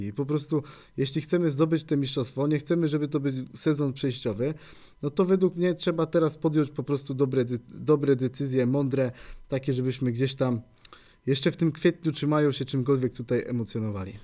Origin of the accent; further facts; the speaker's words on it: Poznań, Greater Poland, Poland; była wuchta, jak tutaj się mówi u nas w Poznaniu